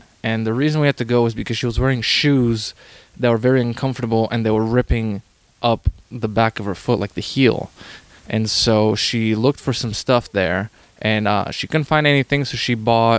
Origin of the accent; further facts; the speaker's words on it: Canada; because I'm Canadian